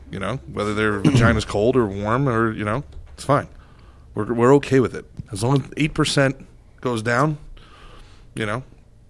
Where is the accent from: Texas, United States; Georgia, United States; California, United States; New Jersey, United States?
New Jersey, United States; also born or lived in Florida; I'm Irish, but you know because I come from Jersey, I guess you know people think I'm Italian or whatever.